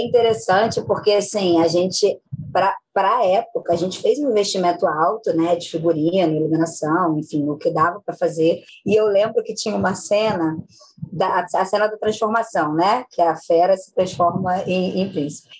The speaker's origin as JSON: {"language": "Portuguese", "town": "Cantagalo", "region": "Rio de Janeiro", "country": "Brazil", "tie": "born or raised there", "also_born_or_lived": "Niterói, Rio de Janeiro", "said": "eu, apesar de ter nascido em Niterói, Rio de Janeiro, eu fui criada na minha infância muito em Cantagalo"}